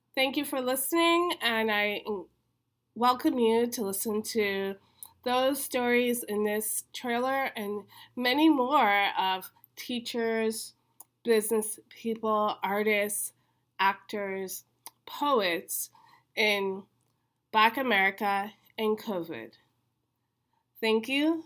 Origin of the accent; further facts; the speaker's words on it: New York City, New York, United States; As a New Yorker